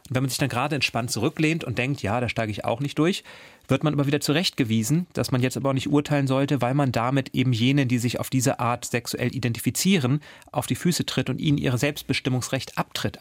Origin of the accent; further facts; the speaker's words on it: near the Baltic coast, Northern Germany, Germany; Ich bin aus Norddeutschland, ich bin in der Nähe der Ostseeküste groß geworden